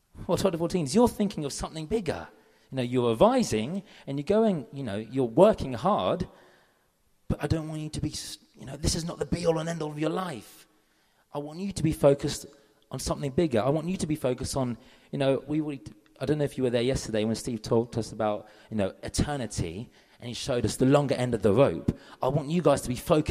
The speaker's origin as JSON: {"language": "English", "region": "London", "country": "United Kingdom", "said": "I'm from London."}